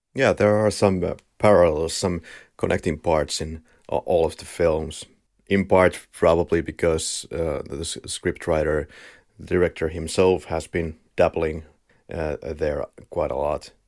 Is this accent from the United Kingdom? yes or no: no; Finland; accent: Finnish; we are both from Finland, so I believe you will be in agony of the Finnish rally accent